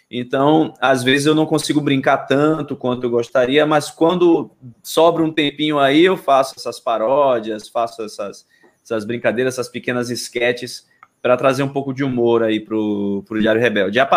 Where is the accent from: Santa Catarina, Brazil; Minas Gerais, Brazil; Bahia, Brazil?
Bahia, Brazil; Salvador; Eu sou de Salvador, né?